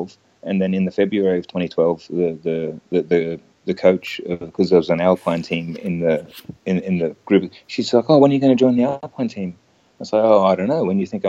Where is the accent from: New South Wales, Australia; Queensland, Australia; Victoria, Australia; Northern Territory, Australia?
Queensland, Australia; I grew up in Queensland